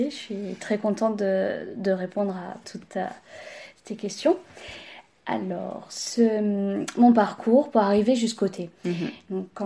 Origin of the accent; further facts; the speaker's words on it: Nice, Provence-Alpes-Côte d'Azur, France; also born or lived in Marseille / Paris; Je suis pratiquement pure niçoise. Ouais. 40, plus de presque 50 ans que je suis à Nice. D'accord, ok. j'ai grandi ici. Hein. D'accord. Je suis née à Marseille.